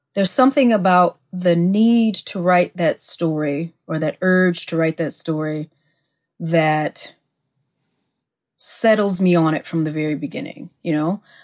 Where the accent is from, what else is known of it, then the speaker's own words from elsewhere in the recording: Mississippi, United States; I live in my hometown of Mississippi